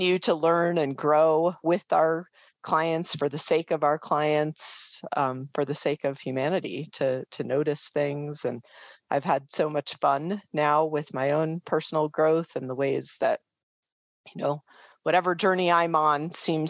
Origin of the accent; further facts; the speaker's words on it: Boulder, Colorado, United States; grew up primarily in Boulder, Colorado, but I proudly would tell people I'm from Boulder